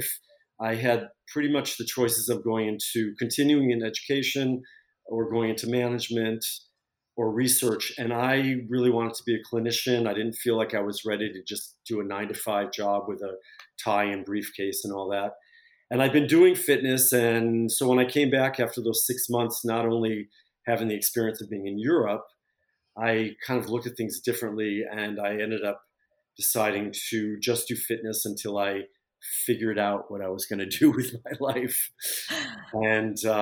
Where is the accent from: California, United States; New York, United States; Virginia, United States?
New York, United States; Syracuse; moved away as an adult; also born or lived in Boston; now in Paris, France; I grew up in Syracuse, New York, and I went to school in Boston